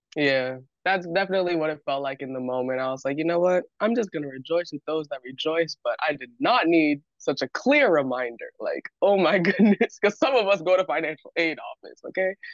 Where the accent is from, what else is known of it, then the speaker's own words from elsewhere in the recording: San Diego, California, United States; I am from San Diego, California, born and raised